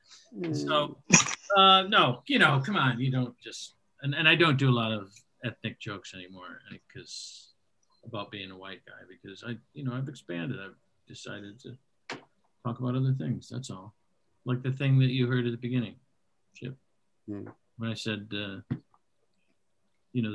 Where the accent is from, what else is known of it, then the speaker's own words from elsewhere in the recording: Detroit, Michigan, United States; moved away; I am from Detroit